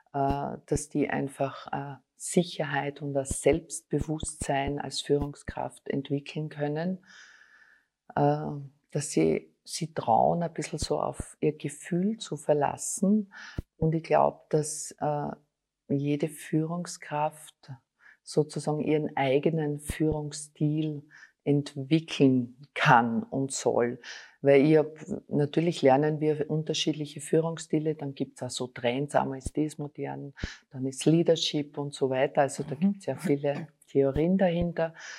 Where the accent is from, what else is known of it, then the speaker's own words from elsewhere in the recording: Styria, Austria; moved away as an adult; now in Vienna, Austria; ich bin eine Steirerin, komme aus der Steiermark